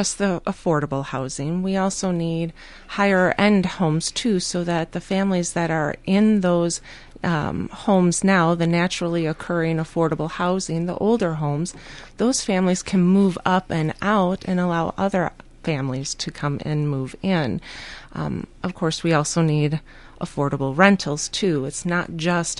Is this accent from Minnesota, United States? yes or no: yes; Scott County, Minnesota, United States; moved away as an adult; now in Northfield, United States; I'm originally from Scott County. My family still lives there in Elko.